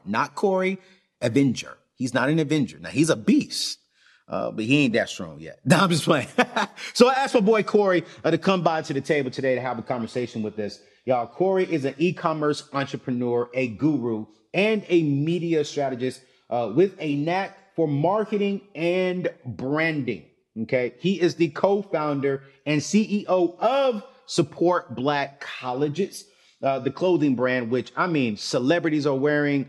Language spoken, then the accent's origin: English; Fayetteville, North Carolina, United States; I grew up in Fayetteville